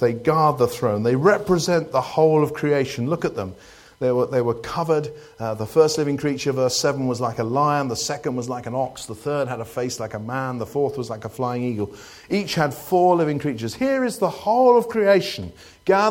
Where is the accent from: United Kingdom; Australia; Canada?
United Kingdom; we're British